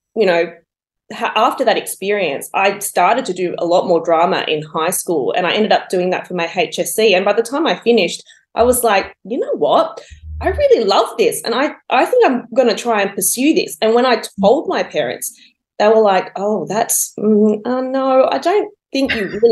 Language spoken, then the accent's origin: English; Wollongong, New South Wales, Australia; I was born and bred in Wollongong, and my childhood was entirely lived out there